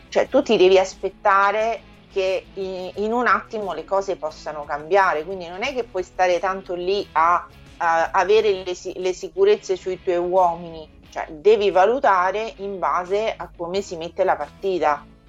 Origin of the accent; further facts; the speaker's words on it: Frascati, Lazio, Italy; also born or lived in Sardinia; io non sono nemmeno di Roma che sono di Frascati